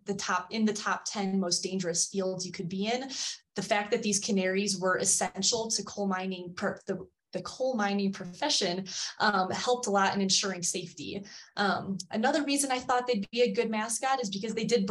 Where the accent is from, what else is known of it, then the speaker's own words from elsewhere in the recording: Cleveland, Ohio, United States; I'm from Cleveland. So we're the Guardians now